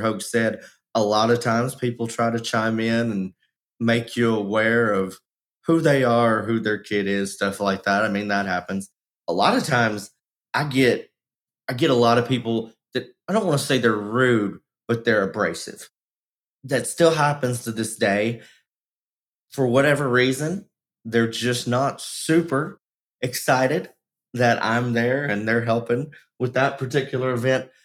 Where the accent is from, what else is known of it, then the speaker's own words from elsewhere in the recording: Texas, United States; my home state of texas